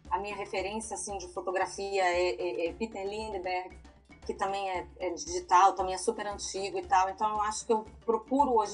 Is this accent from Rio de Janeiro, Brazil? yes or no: yes; Rio de Janeiro, Brazil; moved away as an adult; now in Amsterdam, Netherlands; Sou do Rio de Janeiro.